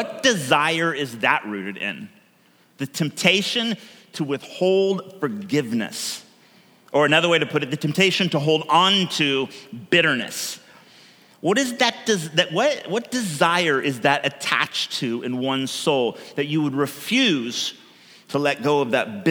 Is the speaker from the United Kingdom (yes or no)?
no; California, United States; now in Oregon, United States; I come from California